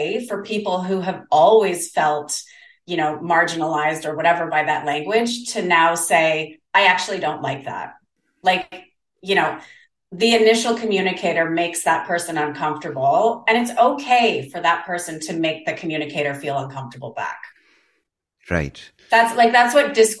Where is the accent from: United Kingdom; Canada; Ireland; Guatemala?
Canada; also born or lived in South Korea; now in Denmark, Australia; I'm Canadian, but I live in Australia